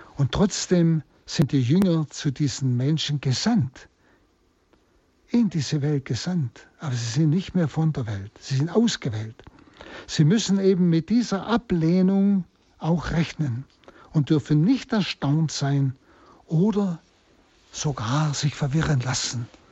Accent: Germany; jeden Tag bei uns in Deutschland erleben können

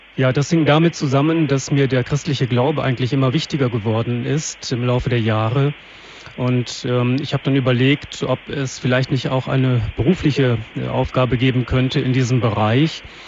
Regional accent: Germany; bei uns in Deutschland

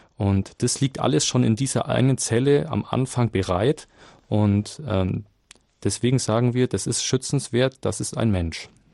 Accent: Nuremberg, Bavaria, Germany; aus Nürnberg

